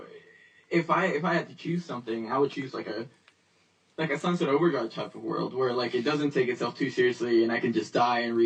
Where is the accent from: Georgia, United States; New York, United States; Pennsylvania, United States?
New York, United States; I grew up in New York, and my favorite superhero is, of course, Spider-Man. I can relate to him because, of course, a New York kid.